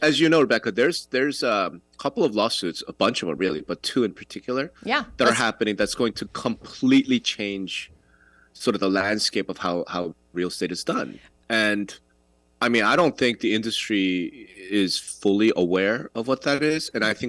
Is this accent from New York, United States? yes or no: yes; New York, United States; I'm from New York